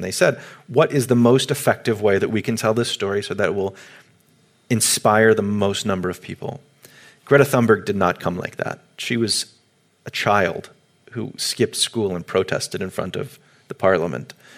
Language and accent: English; United States; as an American